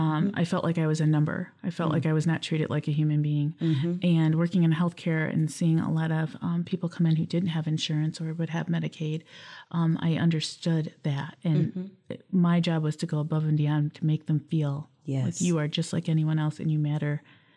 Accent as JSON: {"language": "English", "town": "Lansing", "region": "Michigan", "country": "United States", "tie": "born or raised there", "also_born_or_lived": "Battle Creek", "said": "So I was born in Battle Creek, but I grew up here in Lansing. I've been here since a toddler."}